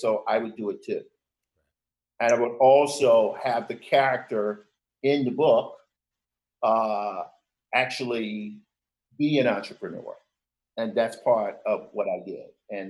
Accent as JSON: {"language": "English", "region": "Mississippi", "country": "United States", "said": "I'm from Mississippi, I have older siblings"}